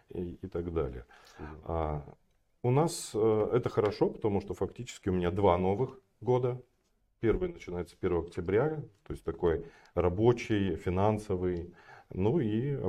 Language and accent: Russian; Kostanay Region, Kazakhstan; я родился и вырос я в Казахстане, на севере, Куста, э, на севере Казахстана, в городе Кустанай, сейчас он Кустанай называется. А, я родился не в самом городе, родился в э, небольшом поселке, еще в 100 километрах от э, Кустаная.